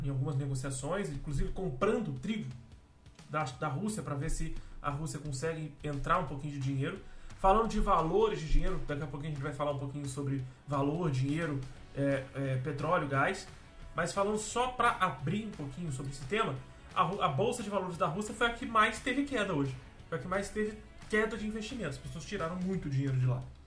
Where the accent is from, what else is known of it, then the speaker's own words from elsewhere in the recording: Brazil; como brasileiro